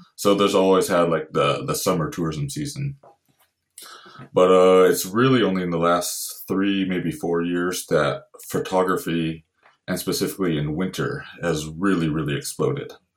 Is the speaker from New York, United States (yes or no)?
no; Santa Barbara, California, United States; moved away as an adult; now in Lofoten, Norway; I grew up in Santa Barbara, California originally